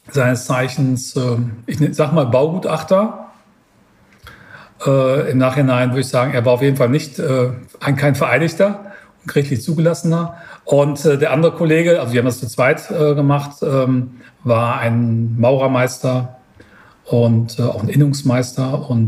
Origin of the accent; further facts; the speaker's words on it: Münster, North Rhine-Westphalia, Germany; Ich sitze ja hier in, in Niederbayern und ich komme ursprünglich aus Münster.